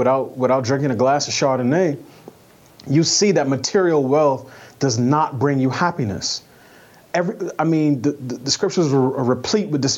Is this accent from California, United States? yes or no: no; New York, United States; I grew up in New York, so I'm familiar with the 5% nation